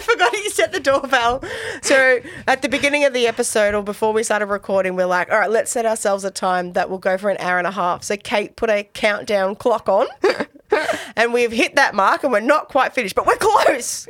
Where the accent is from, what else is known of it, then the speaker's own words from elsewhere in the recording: Australia; I'm such an Aussie.